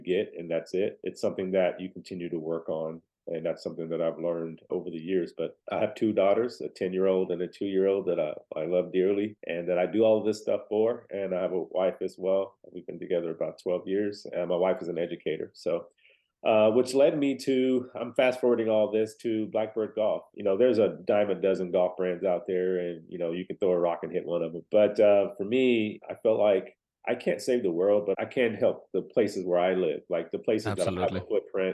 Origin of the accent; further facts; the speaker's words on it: Nashville, Tennessee, United States; moved away as an adult; also born or lived in Fort Hood, Texas; now in San Antonio, United States; I am from Nashville, Tennessee, around in that area.